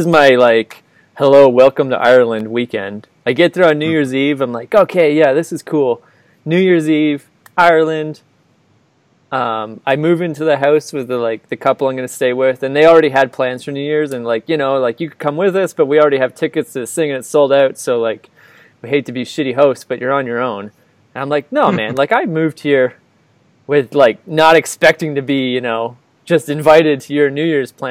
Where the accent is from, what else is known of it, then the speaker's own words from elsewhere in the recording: Canada; I'm here from Canada. I just arrived